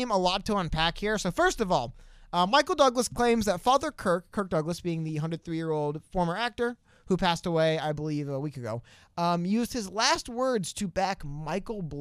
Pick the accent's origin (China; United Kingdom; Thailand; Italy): China; Because I'm from China, dude.